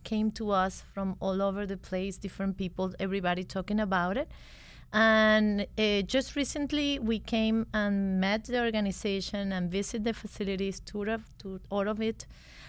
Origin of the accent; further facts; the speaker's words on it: Venezuela; English is a second language; moved away as an adult; We are originally from Venezuela. We are lawyers. We graduated in Venezuela, and then we went to Harvard Law School.